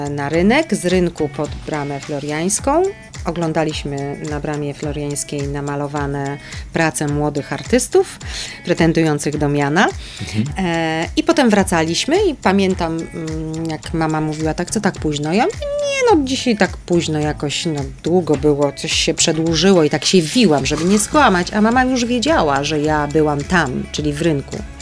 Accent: Kraków, Lesser Poland, Poland; Urodziłam się w Krakowie i pierwszy rok życia pod Krakowem mieszkałam, a potem mm, e, na czas liceum wróciłam do Krakowa, no i studiowałam już w Krakowie.

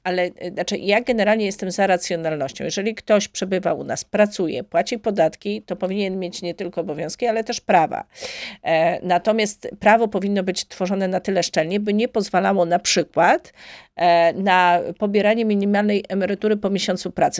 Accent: Gniezno, Greater Poland, Poland; do mojego rodzinnego miasta, do Gniezna

